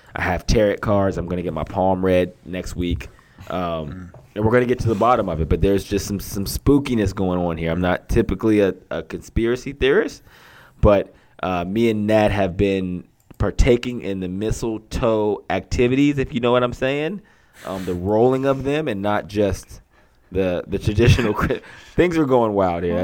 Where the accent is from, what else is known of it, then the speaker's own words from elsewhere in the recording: Johnstown, Pennsylvania, United States; I'm from Johnstown, Pennsylvania, Steeler country